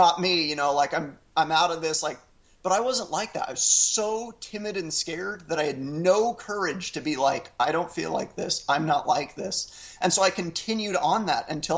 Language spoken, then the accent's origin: English; Orem, Utah, United States; I'm from Orem, Utah, a county of 300,000 people that's 97% white and 98% Mormon